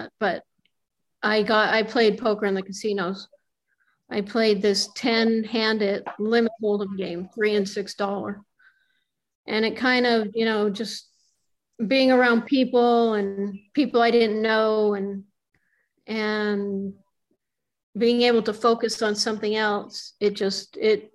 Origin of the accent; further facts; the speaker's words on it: Reno, Nevada, United States; moved away as an adult; also born or lived in Los Angeles; I grew up in Reno and I moved